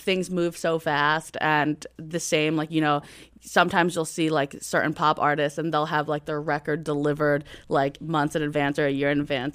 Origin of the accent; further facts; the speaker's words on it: Atlantic City, New Jersey, United States; I'm from Atlantic City, New Jersey